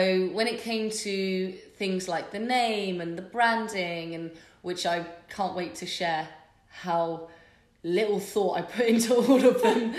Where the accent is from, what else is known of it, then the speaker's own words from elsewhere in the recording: Bath, South West England, United Kingdom; born and raised in Bath. Obviously spent a fair bit of time away from Bath, but I'm back.